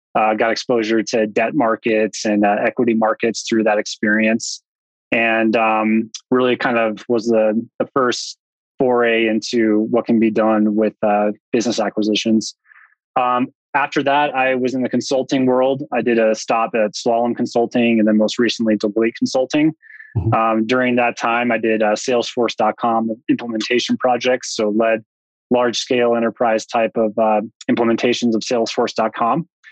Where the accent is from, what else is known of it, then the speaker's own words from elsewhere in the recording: outside of Boulder, Front Range of Colorado, United States; I grew up in the Front Range of Colorado, outside of Boulder